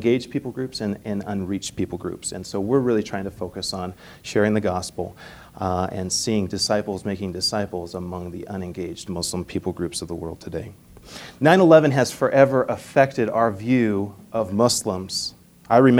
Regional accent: Manhattan, Montana, United States; moved away as an adult; also born or lived in Canada / St. Paul, Minnesota; I'm originally from here. Well, I was born in Canada, but we consider Montana our home. I grew up in Manhattan and graduated from Manhattan High School.

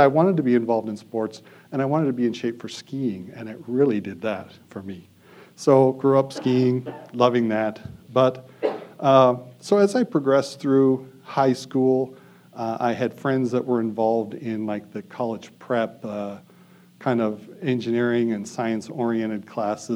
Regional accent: Bozeman, Montana, United States; So I was born in Bozeman. I grew up on a farm north of Bozeman, about 15 miles

